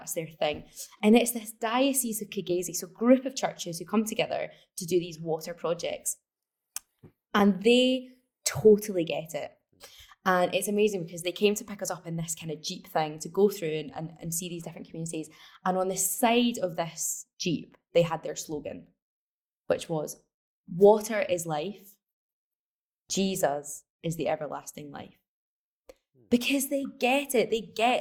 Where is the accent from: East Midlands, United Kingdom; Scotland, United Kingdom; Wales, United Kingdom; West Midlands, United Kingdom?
Scotland, United Kingdom; So I'm from Scotland. We don't really see the impacts of climate change here